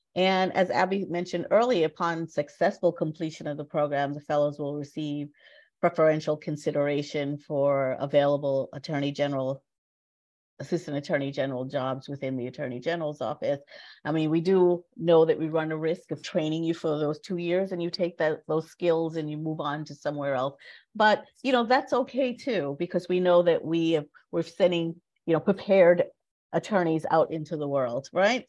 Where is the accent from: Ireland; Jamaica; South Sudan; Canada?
Jamaica; moved away; I am an immigrant. I was born in Jamaica and came to this country in the 60s